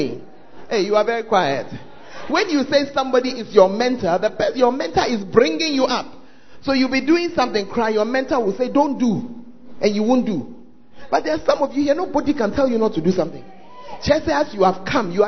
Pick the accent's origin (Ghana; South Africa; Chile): Ghana; Why do Ghanaians, why do we sound the same